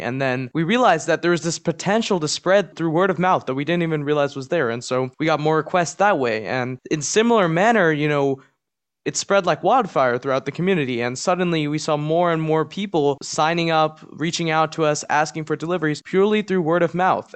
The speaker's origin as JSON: {"language": "English", "region": "Maryland", "country": "United States", "said": "Maryland, which is my home state"}